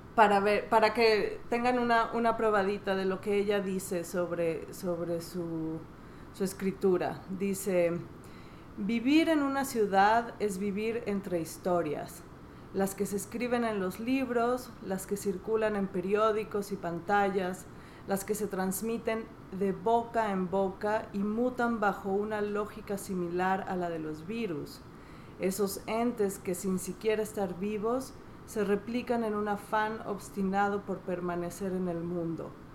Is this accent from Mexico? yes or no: yes; Veracruz, Mexico; Yo soy de Veracruz